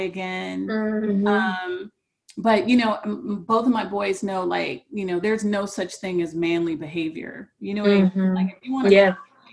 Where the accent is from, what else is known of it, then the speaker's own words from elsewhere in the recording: Cleveland, Ohio, United States; I grew up in Cleveland, going mm-hmm. to East Cleveland Public Schools at the height of the crack era